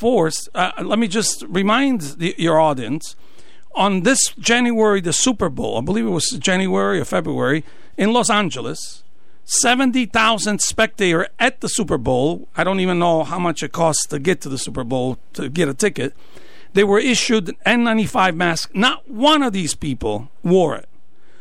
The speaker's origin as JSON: {"language": "English", "country": "Italy", "tie": "born or raised there", "moved": "as an adult", "lives_now": "Norwich, United States", "said": "I was born and raised in Italy, came here age 27, got married"}